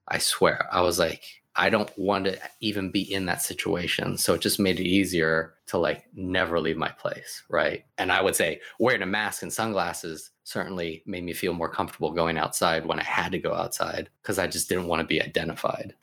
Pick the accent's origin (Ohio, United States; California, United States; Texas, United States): California, United States; Sacramento; growing up in Sacramento, where it was predominantly white